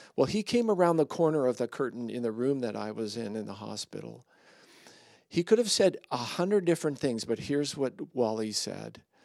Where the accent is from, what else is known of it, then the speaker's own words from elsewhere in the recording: Surrey, British Columbia, Canada; I grew up in Surrey